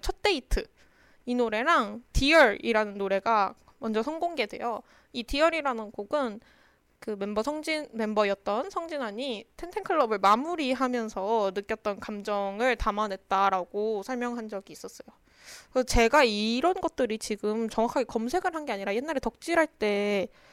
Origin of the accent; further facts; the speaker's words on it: Daejeon, South Korea; 그래서 저는 대전 사람이라서